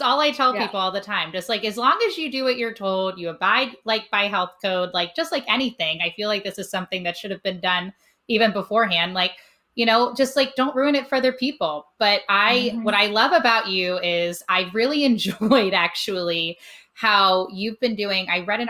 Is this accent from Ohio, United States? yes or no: yes; Cincinnati, Ohio, United States; now in St. Louis, United States; I really missed Cincinnati a ton. I grew up there. I lived there after I came, you know, home from college, and I ended up back here in St. Louis.